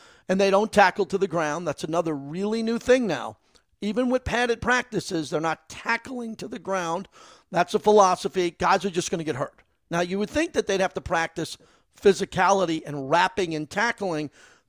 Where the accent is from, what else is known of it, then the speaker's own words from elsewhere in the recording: Massapequa, New York, United States; Ron Kovic from my hometown.